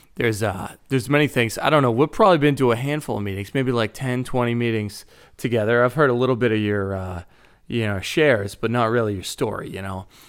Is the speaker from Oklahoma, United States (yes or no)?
no; Boston, Massachusetts, United States; accent: thick Boston; moved away as an adult; also born or lived in Chicago / Iowa; grew up in Boston, Massachusetts, and I, growing up, I didn't think I had a really thick Boston accent.